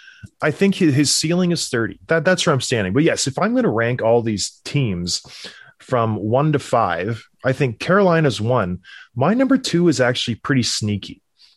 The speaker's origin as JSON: {"language": "English", "town": "Edmonton", "region": "Alberta", "country": "Canada", "tie": "born or raised there", "said": "I was born in Edmonton."}